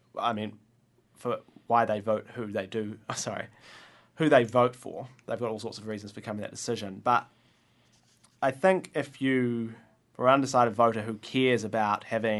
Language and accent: English; Waiheke, Auckland, New Zealand; also born or lived in Dunedin, New Zealand; now in Wellington, New Zealand; I grew up on Waiheke in Auckland, and then I went down to Dunedin and studied law and history, and moved up to Wellington about a year and a half ago and started working here.